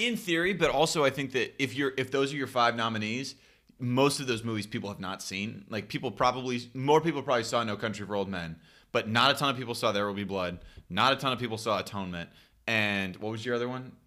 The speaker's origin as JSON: {"language": "English", "town": "Stockton", "region": "California", "country": "United States", "tie": "born or raised there", "said": "my hometown"}